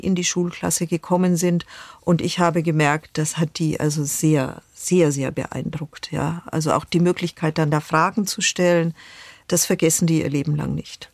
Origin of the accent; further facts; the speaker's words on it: Germany; als Deutsche